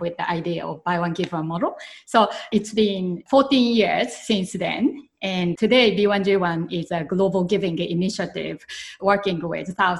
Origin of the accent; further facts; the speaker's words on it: Japan; moved away as an adult; when I was growing up in Japan, I used to help in my grandparents' family business